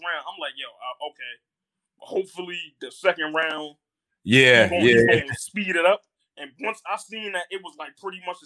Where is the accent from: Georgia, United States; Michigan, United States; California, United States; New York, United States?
New York, United States; New York City; I'm from Harlem